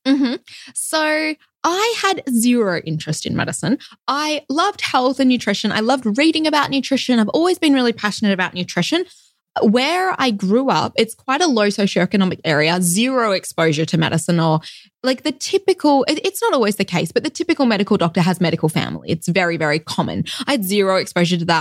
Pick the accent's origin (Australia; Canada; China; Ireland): Australia; Perth, Western Australia; accent: Australian; moved away as an adult; also born or lived in Melbourne, Australia; now in Loma Linda, United States; I was actually born in Perth in Western Australia